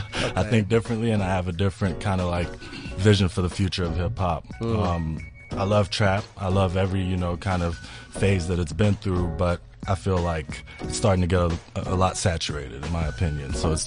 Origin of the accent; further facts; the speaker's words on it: Malawi; also born or lived in United States / South Africa; I was born in the States. I grew up here, grew up in Malawi, kind of moved around between the two. My mom's West African, she's from Liberia, and my dad is Malawian.